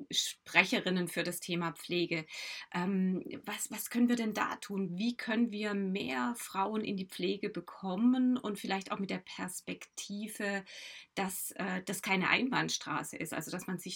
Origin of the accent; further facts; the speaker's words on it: Baden-Württemberg, Germany; Ich bin in Baden-Württemberg aufgewachsen.